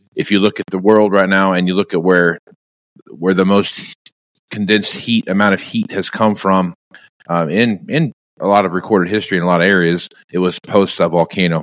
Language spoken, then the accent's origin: English; Kansas, United States; growing up in Kansas where it could be 105 degrees during the day